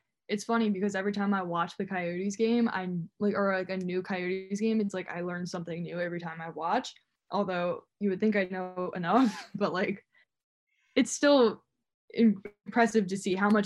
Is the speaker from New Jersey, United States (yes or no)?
yes; New Jersey, United States; I'm also from the East Coast. I'm from New Jersey.